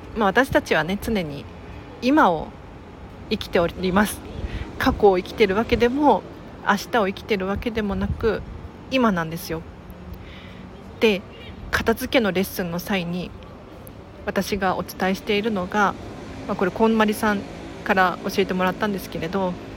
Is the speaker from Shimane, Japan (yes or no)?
no; Tokyo, Japan; 東京生まれ東京育ちですが